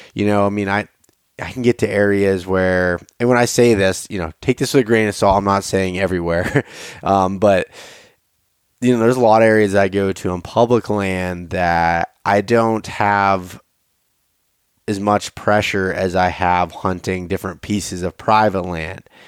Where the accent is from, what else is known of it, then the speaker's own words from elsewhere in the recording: Pennsylvania, United States; I'm from Pennsylvania.